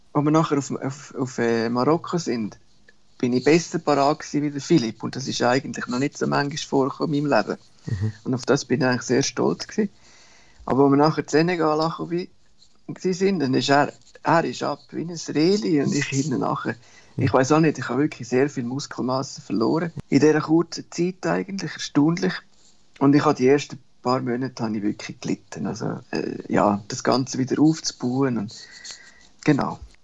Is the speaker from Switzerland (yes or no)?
yes; Sachseln, born in Stans, Central Switzerland, Switzerland; accent: mixed Central Swiss / Bernese; moved away as an adult; now in Borneo; ich bin so äh, Zaltnach aufgewachsen, Stanz geboren, in Zaltnach aufgewachsen.